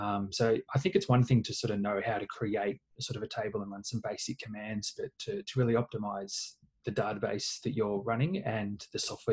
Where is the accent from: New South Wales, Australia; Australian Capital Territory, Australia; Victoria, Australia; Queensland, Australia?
Victoria, Australia; Melbourne; I'm from Melbourne in Australia.